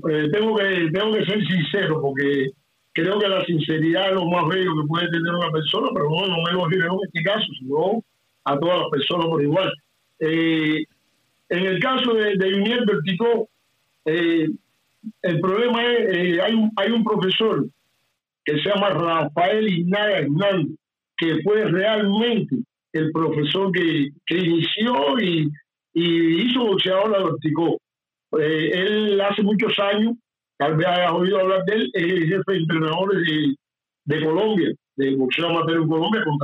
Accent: San Fernando de Camarones, Cienfuegos, Cuba; Aunque bueno, soy de la provincia de Cienfuegos, pero mi terruño es San Fernando de Camarones. Siempre quiero aclarar esto porque

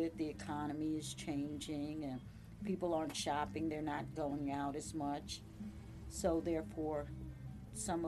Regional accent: New Jersey, United States; moved away as an adult; now in Virginia, United States; Born and raised in New Jersey, so I grew up in New Jersey. I've been here since 1993.

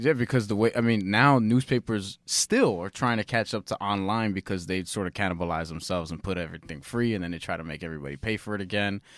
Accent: New York, United States; I've always lived in New York. We've always lived in New York

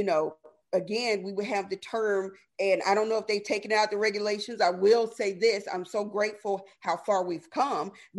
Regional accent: the South, United States; I am from the South.

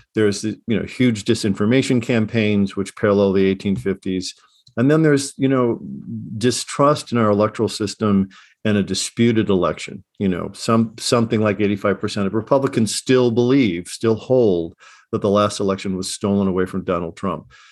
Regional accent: Chicago, Illinois, United States; I grew up in Chicago in the late sixties

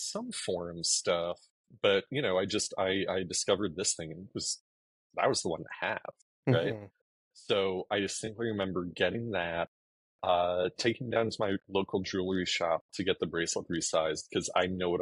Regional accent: East Coast, United States; also born or lived in Allentown, Pennsylvania; We're both from the East Coast. I was working down in Doylestown. But living near Allentown with my mom at the time.

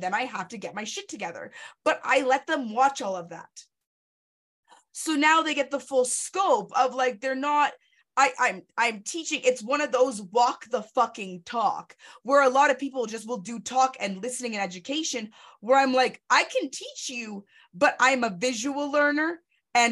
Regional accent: Canada

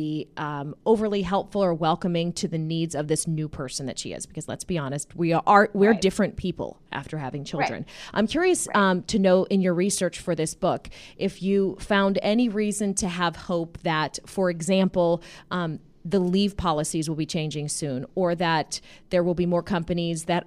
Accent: Pittsburgh, Pennsylvania, United States; I'm from Robinson Township in the McKees Rocks area. It's like right by the airport. Oh, yeah. I went to Montour

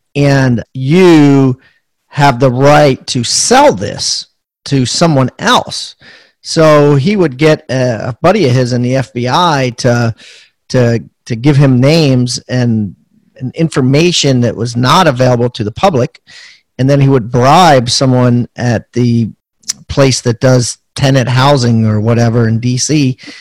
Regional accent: Maryland, United States; out of Maryland, actually, my hometown

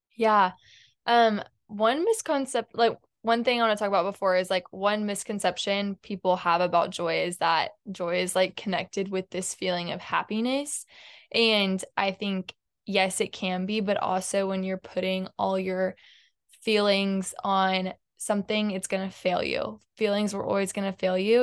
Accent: Houston, Texas, United States; I grew up in Houston my whole life

